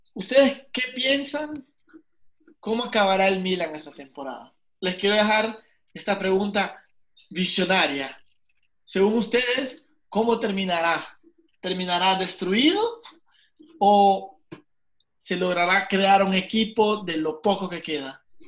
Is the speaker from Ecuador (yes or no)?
no; El Salvador; yo nací en El Salvador, y soy salvadoreño.